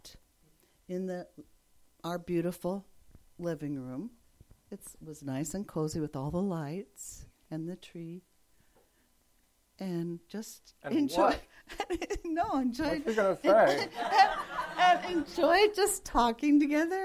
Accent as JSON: {"language": "English", "region": "California", "country": "United States", "also_born_or_lived": "Japan", "said": "We're from California"}